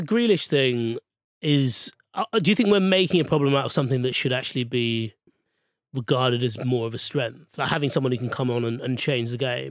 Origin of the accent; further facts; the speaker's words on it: Australia; I, I've never had to prove my Austra-, Australianiness to anyone